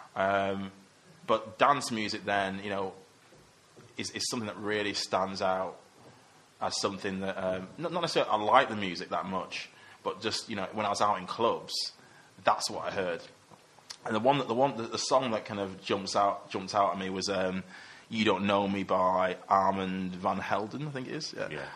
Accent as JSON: {"language": "English", "town": "Manchester", "region": "North West England", "country": "United Kingdom", "tie": "born or raised there", "also_born_or_lived": "Coventry", "moved": "as an adult", "said": "the people I grew up with in Cheetham Hill, kind of around my area"}